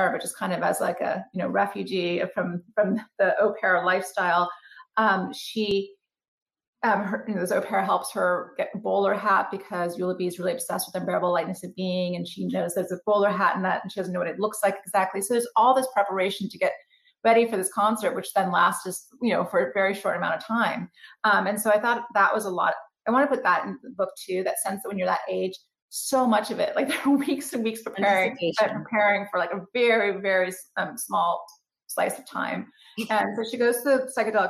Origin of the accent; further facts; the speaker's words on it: San Francisco, California, United States; growing up in San Francisco in the 80s